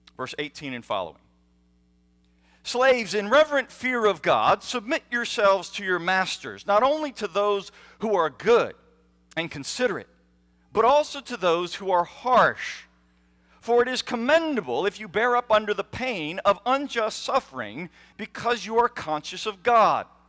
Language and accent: English; United States; as American children, we are taught